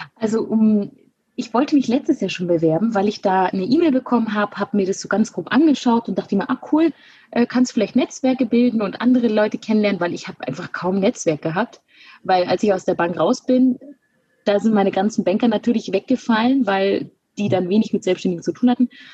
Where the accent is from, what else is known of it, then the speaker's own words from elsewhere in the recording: Günzburg, Bavaria, Germany; now in Munich, Germany; bin geboren in Günzburg, das liegt zwischen Ulm und Augsburg und ähm, habe dort die Sparkassenausbildung gemacht von 2012 bis 2015 und bin relativ schnell nach der Ausbildung dann nach München gezogen